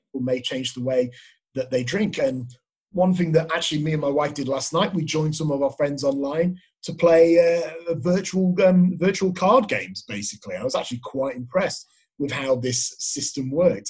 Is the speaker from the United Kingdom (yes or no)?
yes; England, United Kingdom; moved away as an adult; now in Australia; I'm from England